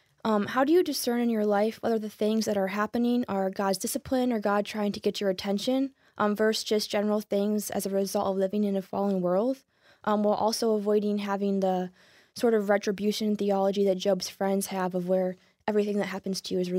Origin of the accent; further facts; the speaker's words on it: Yorkville, Illinois, United States; I'm originally from Yorkville, Illinois.